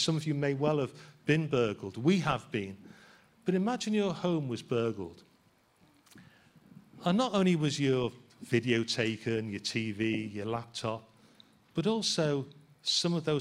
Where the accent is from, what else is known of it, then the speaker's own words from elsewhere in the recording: Liverpool, North West England, United Kingdom; being a Scouser